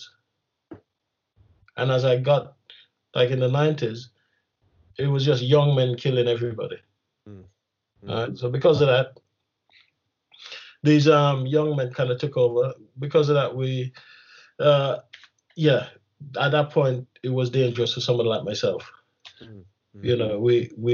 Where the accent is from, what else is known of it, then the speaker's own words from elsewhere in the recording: Kingston, Jamaica; moved away; I grew up in Kingston